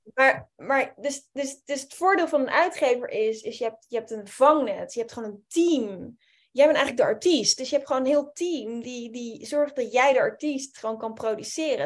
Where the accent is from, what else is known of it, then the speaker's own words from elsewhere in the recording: Amsterdam, North Holland, Netherlands; ik kom uit Amsterdam